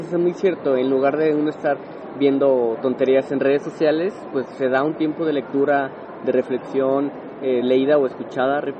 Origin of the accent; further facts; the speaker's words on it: Guadalajara, Jalisco, Mexico; justamente nací en Guadalajara hace 31 años. Aquí he vivido toda mi vida afortunadamente y contento y orgulloso